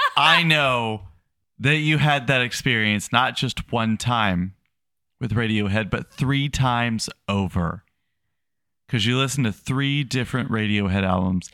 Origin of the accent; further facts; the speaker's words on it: United States; as an American